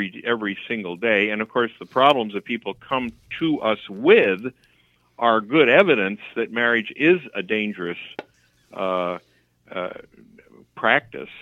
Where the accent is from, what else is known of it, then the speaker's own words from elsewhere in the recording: Santa Barbara, California, United States; also born or lived in Philadelphia; now in Minnesota, United States; I moved to Minnesota to Santa Barbara when I was 3. And so basically, I'm a Santa Barbaran